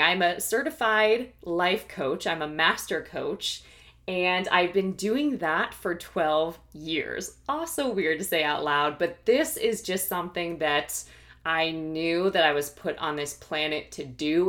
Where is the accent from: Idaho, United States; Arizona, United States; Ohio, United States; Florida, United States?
Ohio, United States; also born or lived in New York / Philadelphia / Washington, D.C. / Los Angeles; now in Austin, United States; I am originally from the Midwest, from Ohio